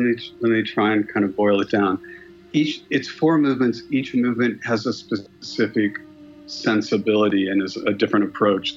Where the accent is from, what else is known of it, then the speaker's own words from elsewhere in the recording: Los Angeles, California, United States; moved away; also born or lived in London; I grew up in Los Angeles